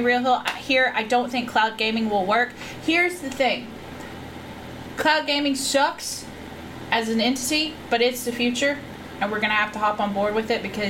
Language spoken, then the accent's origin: English; United States; I'm American